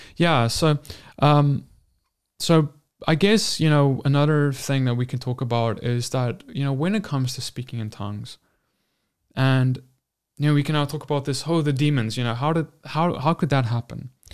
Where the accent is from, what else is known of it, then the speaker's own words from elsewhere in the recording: South Africa; I'm from South Africa and we had, like, ten official languages